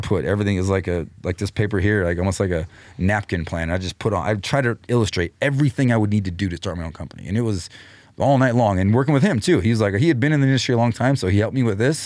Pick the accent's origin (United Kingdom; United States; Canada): United States; Clovis, New Mexico; moved away; also born or lived in Austin / Denver; I was born in Clovis